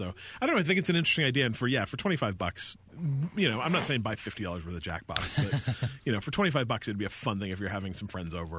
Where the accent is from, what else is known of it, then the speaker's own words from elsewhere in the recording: Utah, United States; When I was a kid growing up in Utah